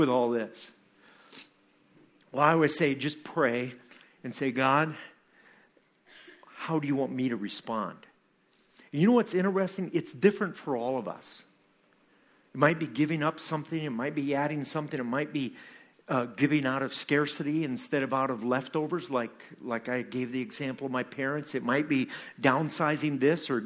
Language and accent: English; Iowa, United States; from Iowa, from my hometown community